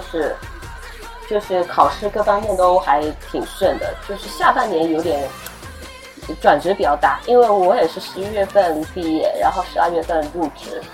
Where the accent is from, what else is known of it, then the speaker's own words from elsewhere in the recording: southern China, China; 我在帝都我没有亲戚，因为我们都是南方人